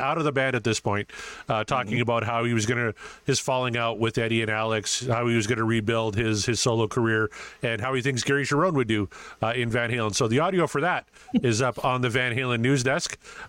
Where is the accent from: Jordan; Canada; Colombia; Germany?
Canada; Guys got to help me out here because I'm Canadian.